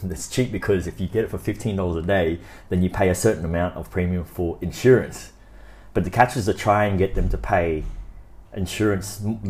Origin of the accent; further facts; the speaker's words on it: Brisbane, Queensland, Australia; Yeah, I'm born in Australia, so my hometown would be Australia.